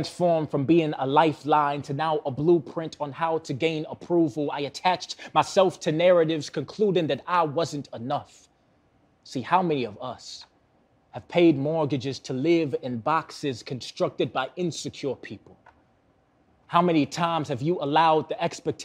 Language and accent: English; Milwaukee, Wisconsin, United States; Born and raised in Milwaukee, still live in Milwaukee.